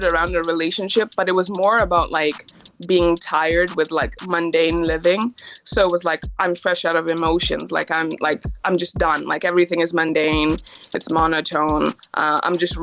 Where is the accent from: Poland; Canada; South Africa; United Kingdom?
Canada; also born or lived in Kenya; I was born in Kenya, and then one day my parents were like, hey, this isn't working for us anymore. So we moved to Canada when I was about 7. And I've just been here ever since